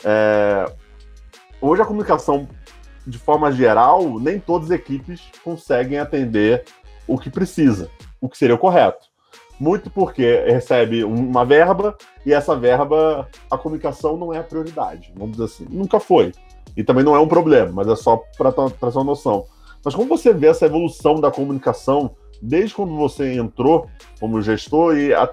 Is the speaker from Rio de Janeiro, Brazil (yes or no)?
yes; Rio de Janeiro, Brazil; Porque vi ótimos jogos, sou do Rio de Janeiro, vi ótimos jogos no Maracanãzinho